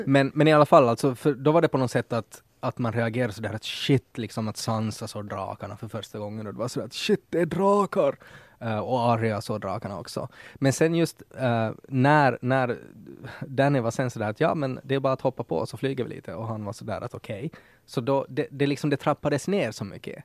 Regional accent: Ostrobothnia, Finland; som österbottning är också sådär att att jag får prata skit om Österbotten, men det får ingen annan som mm. inte är också mm. därifrån

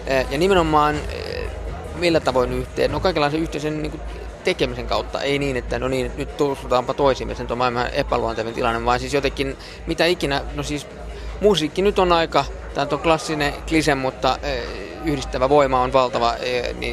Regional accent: Helsinki, Uusimaa, Finland; also born or lived in Berlin, Germany; Mä, mä oon syntynyt Berliinissä, niin mä olin silloin siellä äh, se, semmoisessa päiväkodissa. Sitten itse asiassa, kun muuttiin Helsinkiin, niin äh, mä olin täälläkin semmoisessa.

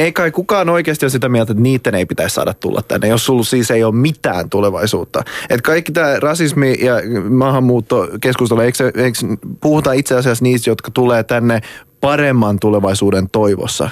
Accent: Raseborg, Uusimaa, Finland; mä oon Tammisaaresta

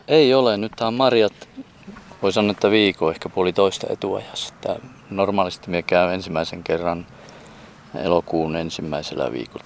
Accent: Jaatila, Lapland, Finland; moved away; meillä päin Jaatilassa niin vadelmaa sanottiin vaaraimeksi

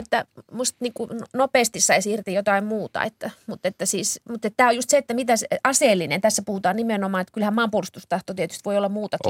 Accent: Kemi, Lapland, Finland; kotikaupunkini Kemi

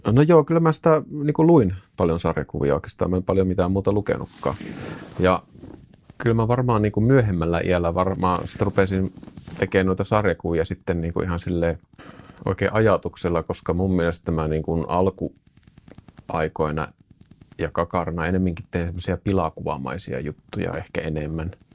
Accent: Suolahti, Central Finland, Finland; now in Jyväskylä, Finland; muutettiin Suolahesta isän työn perässä Jyväskylään tänne näin, missä nytkin asustelen

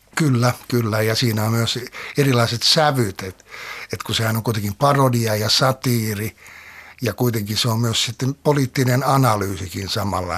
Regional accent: Helsinki, Uusimaa, Finland; Oman nuoruuteni olen viettänyt meren äärellä Lauttasaaressa, syntynyt siellä ja sitten lähtenyt sieltä 18-vuotiaana pois.

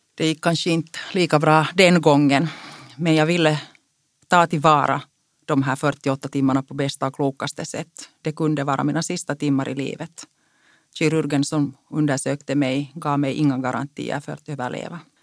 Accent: Karis, Uusimaa, Finland; first language Finnish; Swedish is a second language; Jag är född och uppvuxen i Karis i en finskspråkig familj.

